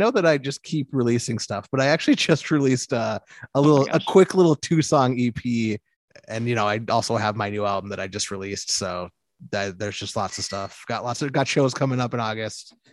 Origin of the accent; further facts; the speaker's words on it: Midwest, United States; And I'm from, I'm from the Midwest